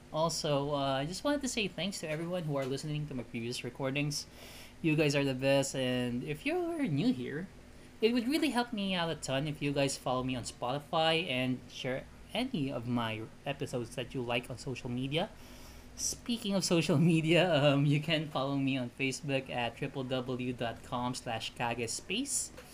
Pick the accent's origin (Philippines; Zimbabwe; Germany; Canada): Philippines; English is a second language; I'm Filipino, and growing up in a multi-generation has- household is a common thing here